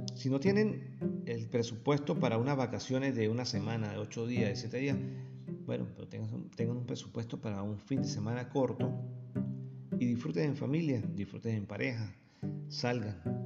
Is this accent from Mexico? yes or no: no; San Cristóbal, Táchira, Venezuela; moved away as an adult; now in Argentina; se parece mucho a la, zona de San Cristóbal de Venezuela, de donde vengo